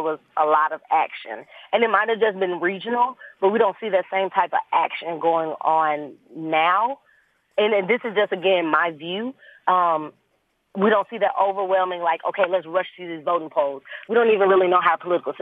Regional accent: Birmingham, Alabama, United States; also born or lived in Tuskegee, Alabama; I'm from the east side. I grew up in Eastlake and now live over in the Huffman, almost Trustville area

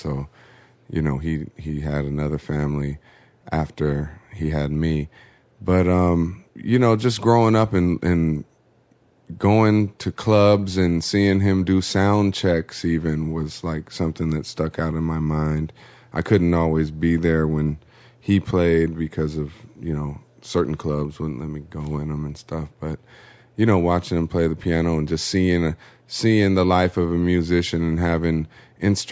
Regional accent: Oakland, California, United States; moved away as an adult; now in Los Angeles, United States; I grew up in Oakland, California, and moved to the Los Angeles area about 8 years ago

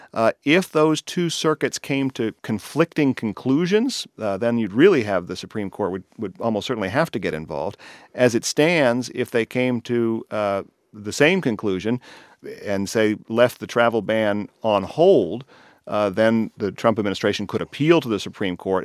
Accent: Colorado, United States; now in California, United States; in my home state of Colorado

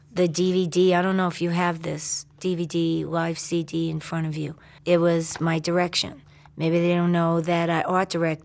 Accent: New York City, New York, United States; because I'm from Queens and Brooklyn.

